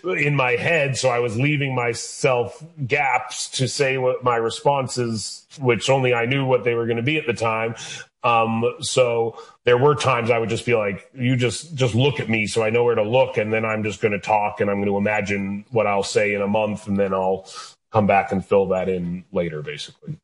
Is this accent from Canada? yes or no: yes; Canada; moved away as an adult; now in United States; I'm a Canadian person who left Canada to produce American content.